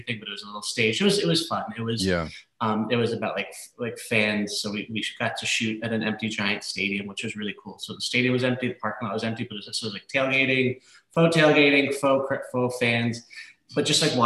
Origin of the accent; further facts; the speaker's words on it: New York City, New York, United States; Yeah, so I grew up in Brooklyn. I'm from, born and raised in Brooklyn.